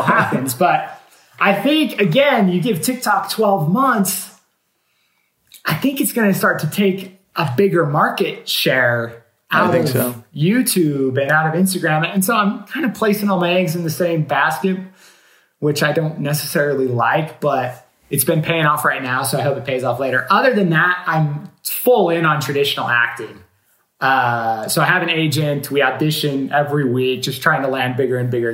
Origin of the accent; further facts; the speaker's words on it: Utah, United States; I'm actually from Utah